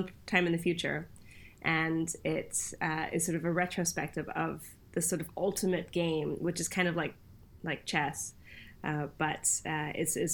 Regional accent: Canada; born or raised there; also born or lived in Cologne, Germany / Bonn, Germany; now in United Kingdom

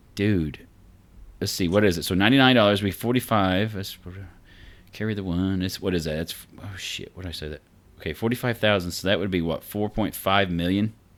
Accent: Vincennes, Indiana, United States; I grew up in Vincennes, so, I mean, it wasn't quite like Evansville

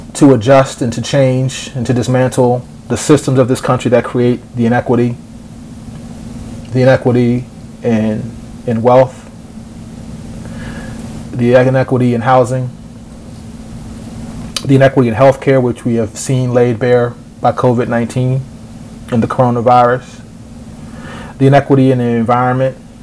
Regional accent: United States; I am grateful as an American, as a black American

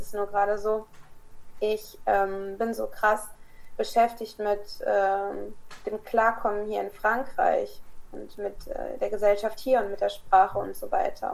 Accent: Kassel, Hesse, Germany; born or raised there; moved away as an adult; also born or lived in Croatia (father); now in France

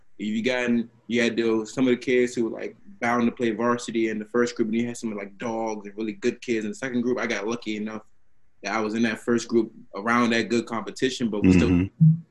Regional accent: Washington, District of Columbia, United States; also born or lived in Philadelphia; I grew up in Northeast D.C.

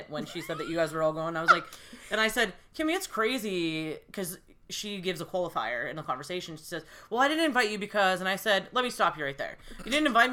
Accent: Erie, Pennsylvania, United States; I grew up in Erie, so my parents were like, there's a beach right down the street

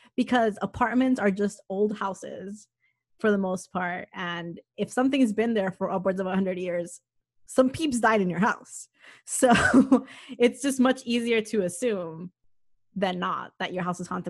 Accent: Miami, Florida, United States; moved away as an adult; also born or lived in Massachusetts; I grew up in Miami

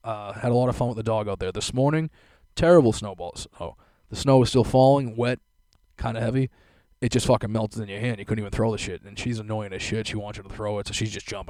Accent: Boston, Massachusetts, United States; born and raised in South Boston

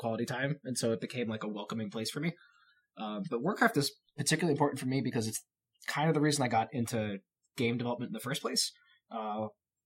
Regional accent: New York, United States; moved away as an adult; also born or lived in Long Island, New York; now in Washington, United States; I grew up in New York, so this was like moved 3,000 miles from home to learn to make video games

